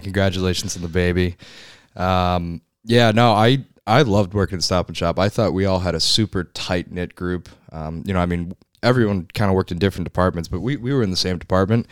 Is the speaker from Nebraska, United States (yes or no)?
no; Northport, New York, United States; moved away as an adult; now in Newport, United States; I grew up in Northport, New York